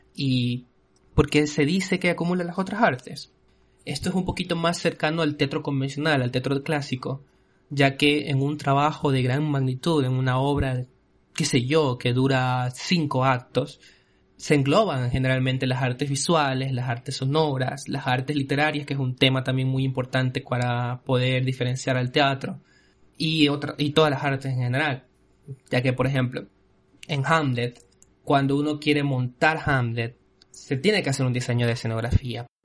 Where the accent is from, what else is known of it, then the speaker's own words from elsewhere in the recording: Ecuador; en mi país, en Ecuador